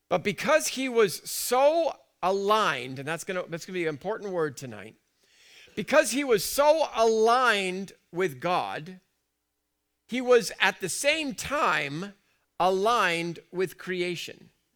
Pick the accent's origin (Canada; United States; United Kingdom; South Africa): United Kingdom; I'm British